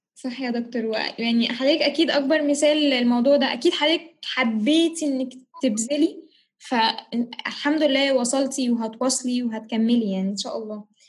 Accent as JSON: {"language": "Arabic", "country": "Egypt"}